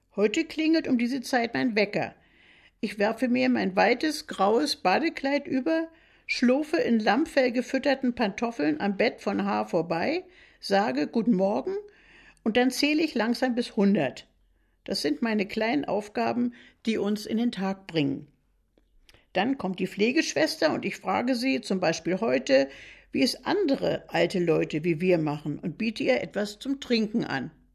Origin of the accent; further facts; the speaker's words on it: Berlin, Germany; now in Mecklenburg, Germany; Nun bin ich eine Berlinerin